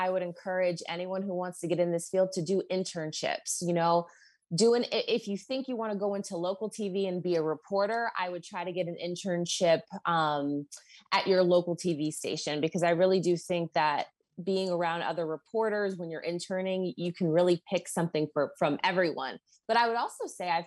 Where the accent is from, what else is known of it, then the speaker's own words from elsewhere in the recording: Boston, Massachusetts, United States; moved away as an adult; I'm from Boston